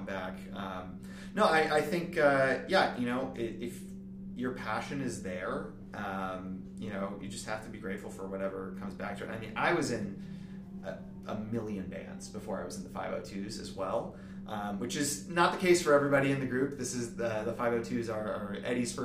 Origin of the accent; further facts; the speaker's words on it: Milwaukee, Wisconsin, United States; now in Orlando, United States; I'm from Milwaukee originally